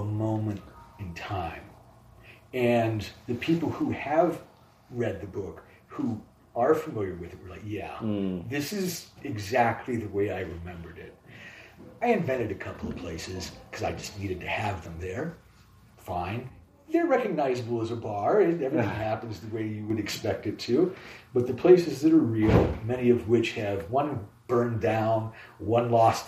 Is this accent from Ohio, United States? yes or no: yes; Columbus, Ohio, United States; moved away; also born or lived in Chicago; I'm from Columbus, Ohio